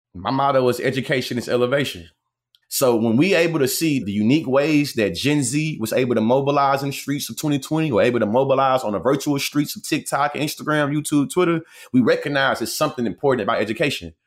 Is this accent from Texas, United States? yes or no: yes; Bryan, Texas, United States; moved away as an adult; also born or lived in Norman, Oklahoma; now in Houston, United States; I grew up in, uh, Bryan, Texas.